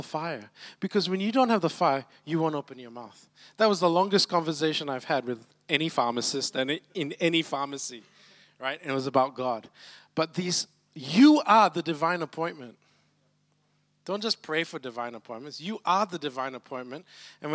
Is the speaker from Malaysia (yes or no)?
yes; Malacca, Malaysia; now in Brisbane, Australia; I'm originally from Malacca.